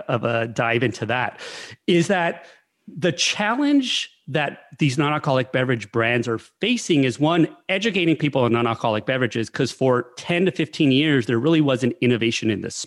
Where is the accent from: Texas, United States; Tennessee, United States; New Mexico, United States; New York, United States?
New Mexico, United States; I'm from New Mexico